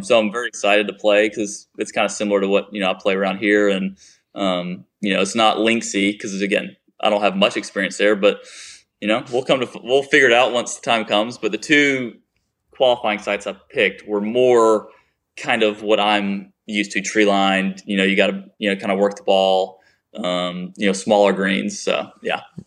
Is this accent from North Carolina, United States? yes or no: no; Chapin, South Carolina, United States; I'm a guy from Chapin, South Carolina